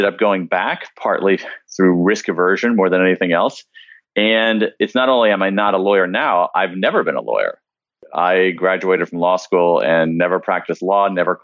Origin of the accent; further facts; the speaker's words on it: American Midwest, United States; I grew up in the American Midwest, middle-class kid